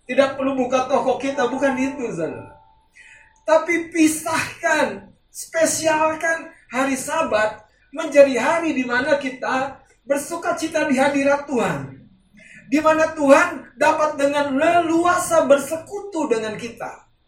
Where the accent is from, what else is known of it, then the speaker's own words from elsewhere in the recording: North Sumatra, Indonesia; Seperti kalau kita orang Batak, kita punya prinsip hormati orang tua kita, betul?